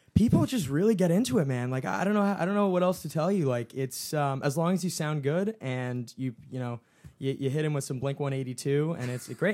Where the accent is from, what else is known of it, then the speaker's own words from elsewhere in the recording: Summit, New Jersey, United States; I'm from Summit, New Jersey